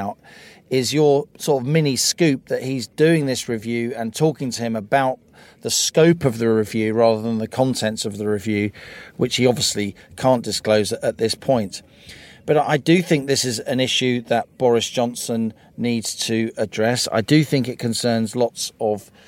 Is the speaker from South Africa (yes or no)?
no; Ireland; now in United Kingdom; I speak as an Irish person